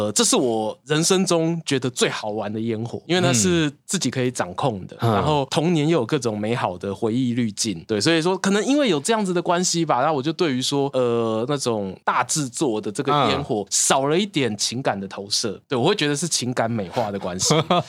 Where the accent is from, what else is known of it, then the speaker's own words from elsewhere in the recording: Yilan County, Taiwan; 我小时候住乡下嘛，住宜兰乡下